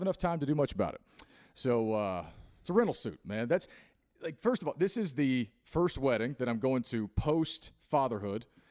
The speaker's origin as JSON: {"language": "English", "region": "Appalachia", "country": "United States", "said": "as an Appalachian man myself"}